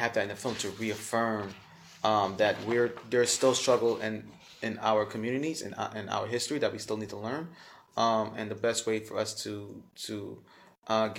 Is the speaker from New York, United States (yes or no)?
yes; New York City, New York, United States; I grew up in the hood. I grew up in Brooklyn, Coney Island